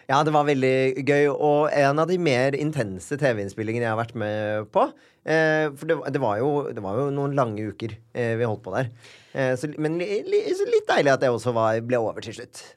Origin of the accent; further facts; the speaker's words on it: Bærum, Akershus, Norway; Født og oppvokst eh